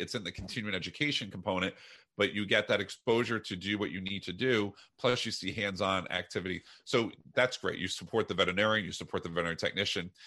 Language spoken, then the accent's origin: English; New Jersey, United States; moved away; also born or lived in Iowa; I'm from New Jersey